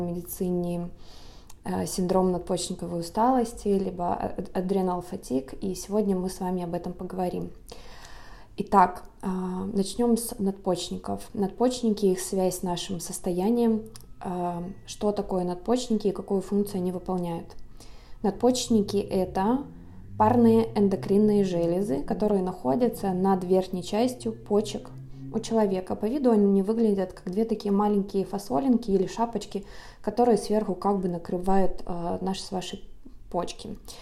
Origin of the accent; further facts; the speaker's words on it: Lake Baikal, Siberia, Russia; now in Los Angeles, United States; сама я родом из Сибири, родилась на озере Байкал, сейчас живу в городе Лос-Анджелес